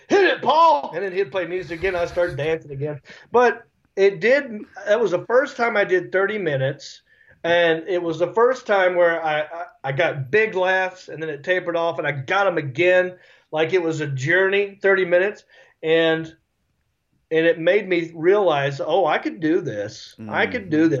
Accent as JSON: {"language": "English", "town": "Hickory", "region": "North Carolina", "country": "United States", "also_born_or_lived": "Los Angeles", "accent": "redneck", "moved": "as an adult", "said": "I'm from Hickory"}